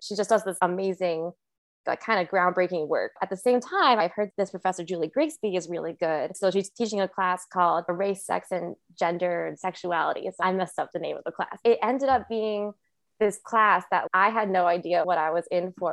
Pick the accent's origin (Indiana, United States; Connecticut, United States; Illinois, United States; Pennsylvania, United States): Connecticut, United States; New Haven; moved away as an adult; now in Philadelphia, United States; I grew up in New Haven